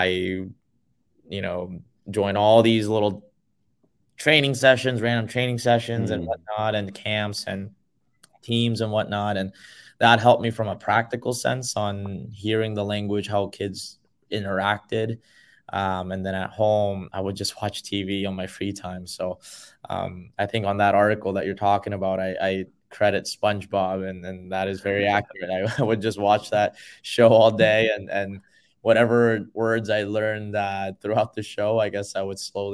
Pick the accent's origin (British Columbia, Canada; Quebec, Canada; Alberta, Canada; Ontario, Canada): British Columbia, Canada; Vancouver; English is a second language; also born or lived in South Korea; when I moved over from Korea to Vancouver, you know, you go through a lot of those immigrant struggles, right?